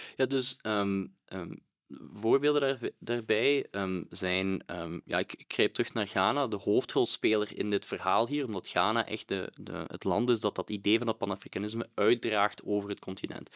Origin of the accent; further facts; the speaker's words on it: Belgium; als Belg